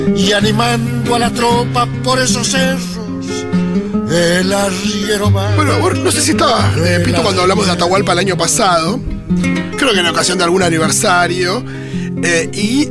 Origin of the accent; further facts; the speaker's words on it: Buenos Aires, Argentina; una mirada medio porteña, que es la que tengo yo